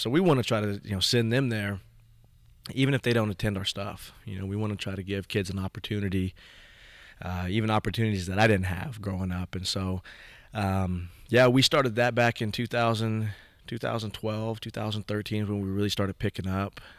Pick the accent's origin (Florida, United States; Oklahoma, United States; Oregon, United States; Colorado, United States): Oklahoma, United States; Stillwater; also born or lived in Pawnee, Oklahoma / Morrison, Oklahoma; growing up in Stillwater, I was one of probably five Indian kids in the whole school district